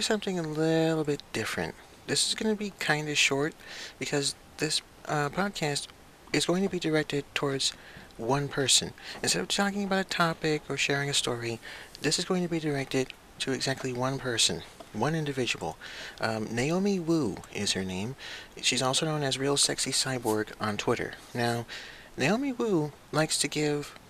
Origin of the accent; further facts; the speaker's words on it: United States; I was born and raised in the United States